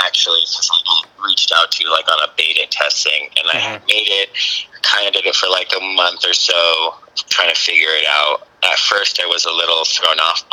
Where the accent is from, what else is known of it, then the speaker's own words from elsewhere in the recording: San Diego, California, United States; now in Los Angeles, United States; Originally from San Diego